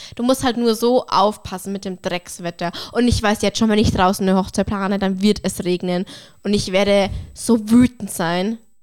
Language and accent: German; Bavaria, Germany; bei uns in Bayern, bei mir auf dem Dorf ist es oft so, dass du mit einem Weißwurstfrühstück anfängst